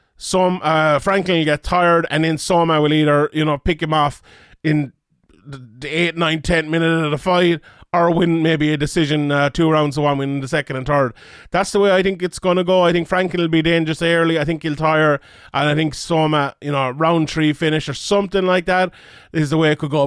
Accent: Ireland; as someone Irish here

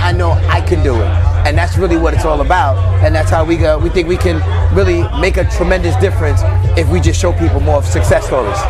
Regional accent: New York, United States; I'm from New York, so we're close to Philly

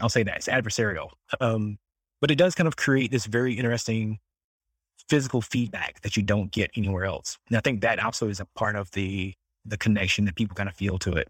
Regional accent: Southeast North Carolina, United States; I grew up in the South, like, same small town as you still live in, this little small six hundred people town in Southeast North Carolina

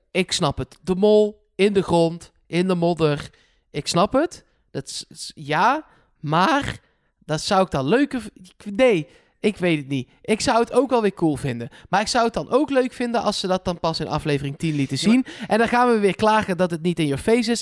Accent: Netherlands; ik ben een Hollander

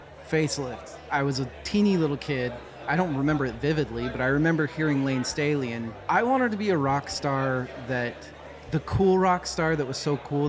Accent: Boise, Idaho, United States; I grew up in Boise, Idaho.

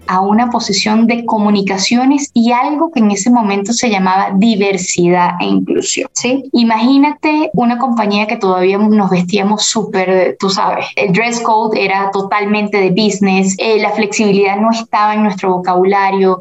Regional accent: Venezuela; also born or lived in Costa Rica; now in Colombia; como venezolana

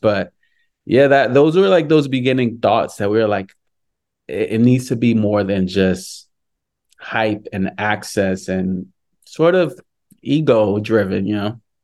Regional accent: New York, United States; growing up in New York

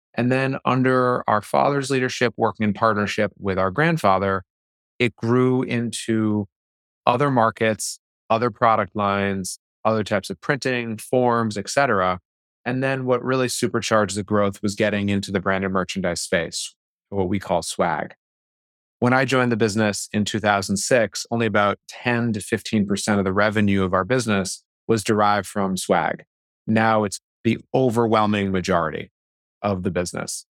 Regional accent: Boston, Massachusetts, United States; I grew up in the Boston area.

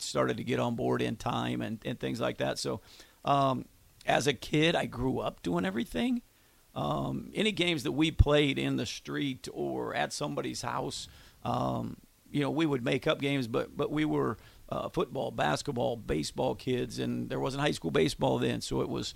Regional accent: Fremont, Nebraska, United States; I grew up in Fremont

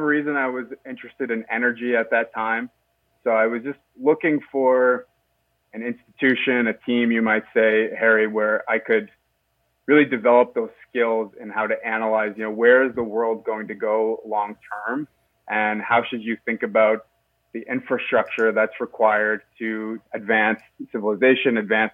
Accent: Halifax, Nova Scotia, Canada; moved away as an adult; also born or lived in Stockholm / Paris / London; now in Toronto, Canada; I grew up in Halifax, Nova Scotia, okay, on Canada's East Coast.

